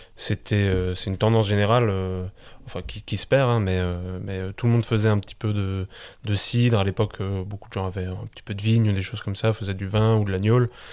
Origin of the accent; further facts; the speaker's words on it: Biederthal, Grand Est, France; also born or lived in Colmar / Strasbourg; je suis originaire du village de Bidertal